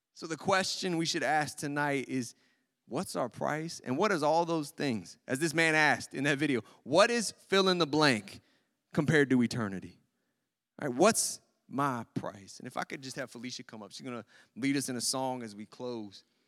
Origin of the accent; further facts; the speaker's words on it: United States; As American Christians in our culture